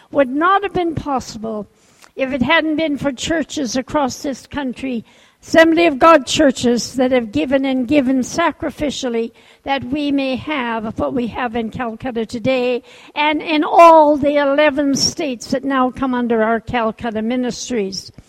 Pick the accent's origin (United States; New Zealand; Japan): Japan; born there; I was born in Japan. My parents were missionaries at the time.